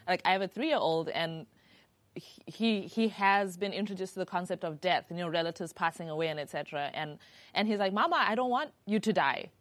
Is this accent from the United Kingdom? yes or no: no; Zimbabwe; I'm from Zimbabwe